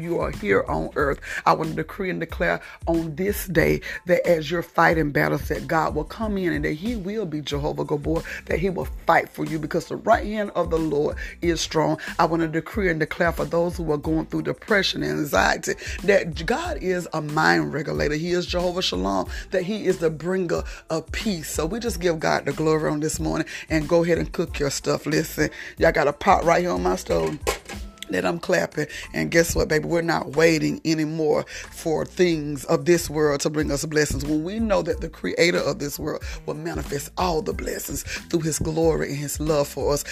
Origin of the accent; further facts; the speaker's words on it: South Georgia, United States; I'm from South Georgia and it's getting cold and we don't really like cold weather here